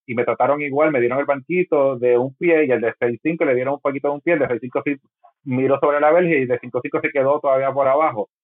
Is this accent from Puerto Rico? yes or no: yes; Puerto Rico; ha sido como puertorriqueño